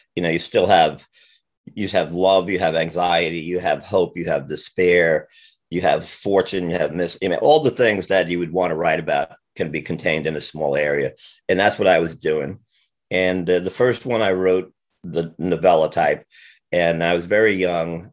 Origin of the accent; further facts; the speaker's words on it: Jersey City, New Jersey, United States; I grew up in Jersey City uh, in the 50s and 60s and early 70s